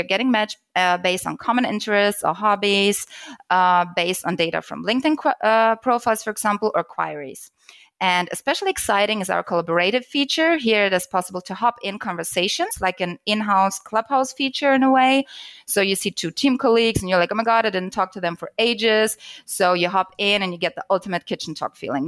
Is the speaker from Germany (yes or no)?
yes; Germany; I'm from Germany, so data privacy is really a hot topic here.